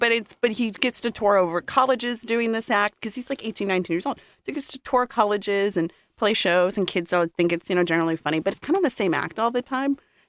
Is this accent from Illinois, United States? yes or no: no; Boston, Massachusetts, United States; I grew up in Boston.